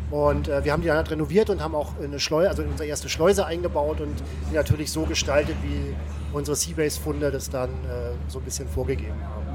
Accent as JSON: {"language": "German", "region": "West Germany", "country": "Germany", "moved": "yes", "said": "ich komme aus dem Westen"}